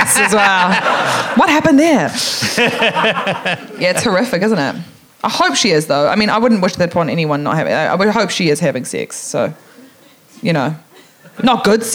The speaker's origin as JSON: {"language": "English", "country": "New Zealand", "said": "I am from New Zealand."}